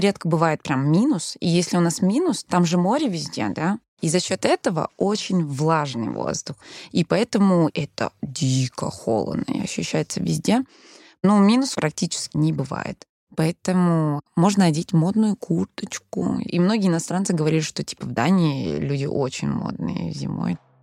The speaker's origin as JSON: {"language": "Russian", "country": "Denmark", "tie": "born or raised there", "first_language": "Danish", "second_language": "Russian", "moved": "as an adult", "lives_now": "Russia", "said": "Моя мама переехала в Данию в 90-е. И, получается, я там родилась. У меня было датские друзья. Я выросла вообще основана на датских традиций, датский мой родной язык"}